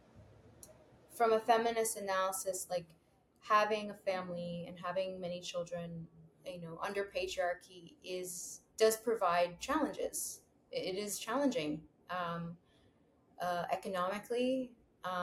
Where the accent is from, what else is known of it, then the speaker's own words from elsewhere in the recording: New York City, New York, United States; growing up in New York City